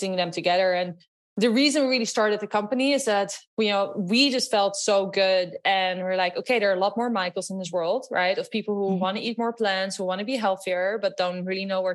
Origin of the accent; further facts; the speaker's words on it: Netherlands; English is a second language; moved away; also born or lived in Los Angeles, United States / New York, United States; You might hear from my accent. I'm actually from Holland.